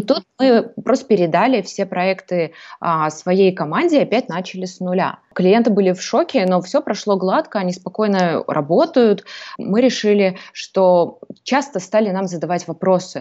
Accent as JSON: {"language": "Russian", "region": "Almaty", "country": "Kazakhstan", "moved": "as an adult", "lives_now": "Greece", "said": "я сама из Казахстана, из города Алматы"}